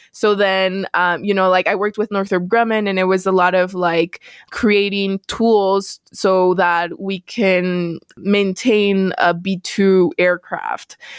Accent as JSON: {"language": "English", "town": "El Paso", "region": "Texas", "country": "United States", "tie": "born or raised there", "also_born_or_lived": "Missouri", "moved": "as an adult", "said": "I was born and raised in El Paso, which is heavily Hispanic"}